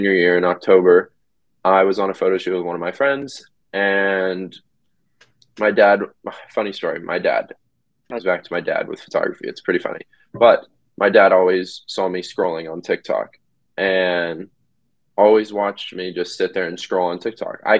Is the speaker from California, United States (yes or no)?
yes; Sacramento, California, United States; I'm from Sacramento, California